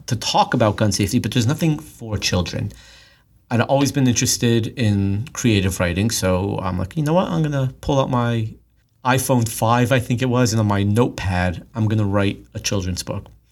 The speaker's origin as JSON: {"language": "English", "town": "Los Angeles", "region": "California", "country": "United States", "tie": "born or raised there", "said": "I grew up in Los Angeles"}